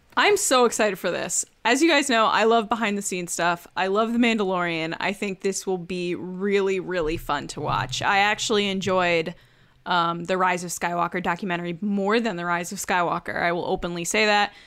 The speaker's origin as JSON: {"language": "English", "town": "Bridgeport", "region": "Connecticut", "country": "United States", "tie": "born or raised there", "said": "I was born in Bridgeport"}